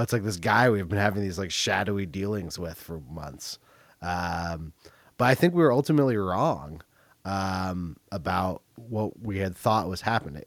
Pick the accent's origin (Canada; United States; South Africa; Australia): United States; Berkeley, California; I grew up in Berkeley.